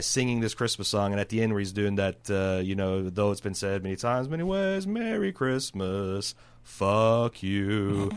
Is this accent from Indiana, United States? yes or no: yes; Mooresville, Indiana, United States; moved away; I was from Mooresville